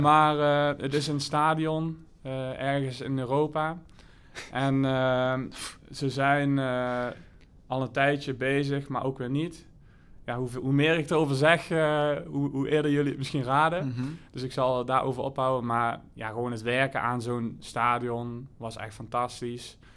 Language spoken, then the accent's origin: Dutch; Limburg, Netherlands; moved away; also born or lived in Spain; ik kom uit Limburg, dorpje naast elkaar